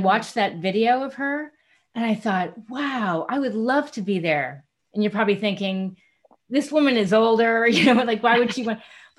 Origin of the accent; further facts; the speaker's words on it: New York City, New York, United States; I grew up in Manhattan